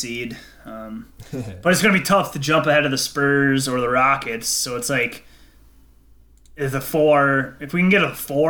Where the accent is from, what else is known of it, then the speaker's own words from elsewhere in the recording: Prior Lake, Minnesota, United States; Apple Valley, Minnesota, right 20 minutes away from my hometown, Prior Lake.